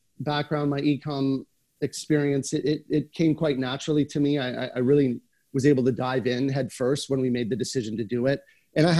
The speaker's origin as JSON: {"language": "English", "country": "Canada", "said": "being a Canadian"}